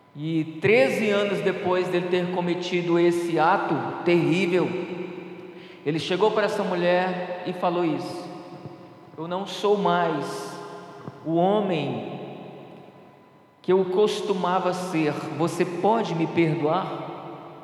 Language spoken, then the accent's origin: Portuguese; Ceará, Brazil; eu sou nordestino, sou cearense, a cabeça não nega, né? Eu sou cearense